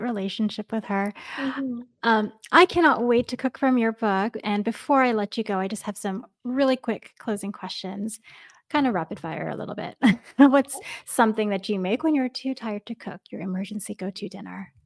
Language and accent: English; New York, United States; moved away; I grew up in New York